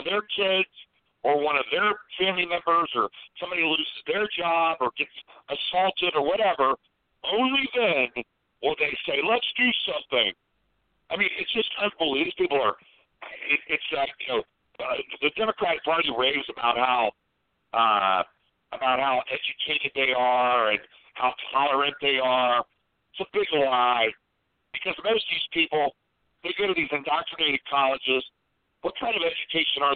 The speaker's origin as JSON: {"language": "English", "town": "Columbus", "region": "Ohio", "country": "United States", "tie": "born or raised there", "said": "my hometown is another one, Columbus, Ohio"}